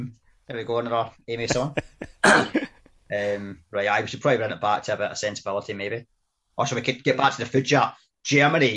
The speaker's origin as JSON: {"language": "English", "region": "Scotland", "country": "United Kingdom", "said": "Being Scottish"}